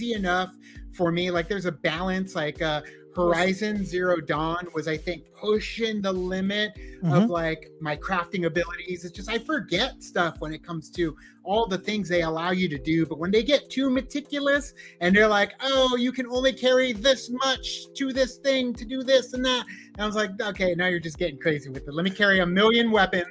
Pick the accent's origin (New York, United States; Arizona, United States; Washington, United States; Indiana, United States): Arizona, United States; growing up in Arizona